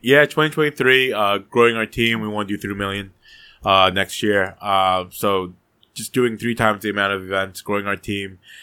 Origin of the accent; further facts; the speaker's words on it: New Jersey, United States; I was born in Jersey